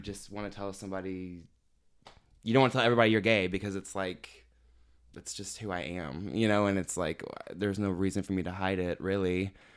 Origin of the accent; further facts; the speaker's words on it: Evansville, Indiana, United States; I'm from Evansville, Indiana. Um, I grew up there and I'm still living there